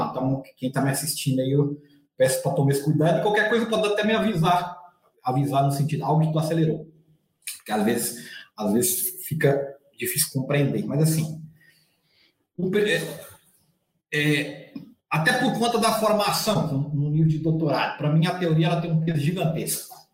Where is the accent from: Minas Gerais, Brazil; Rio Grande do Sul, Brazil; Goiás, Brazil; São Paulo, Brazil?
Minas Gerais, Brazil; accent: Bahia-like; mineiro lá do norte de Minas, então sou mineiro com um sotaque muito mais baiano do que para o mineiro de Belo Horizonte